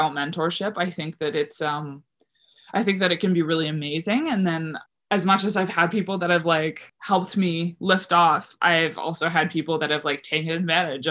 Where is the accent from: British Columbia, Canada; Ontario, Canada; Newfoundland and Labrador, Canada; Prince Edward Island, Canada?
Prince Edward Island, Canada; Hebron; moved away; also born or lived in O'Leary / Charlottetown; I grew up in a place called Hebron, which was like 20 minutes outside of O'Leary.